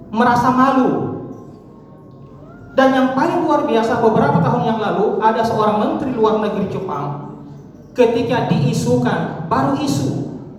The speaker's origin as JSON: {"language": "Indonesian", "region": "South Sulawesi", "country": "Indonesia", "said": "Kita di sini mengenal ada konsep siri, malu. Betul ya? Konsep kita orang Sulsel itu adalah konsep malu."}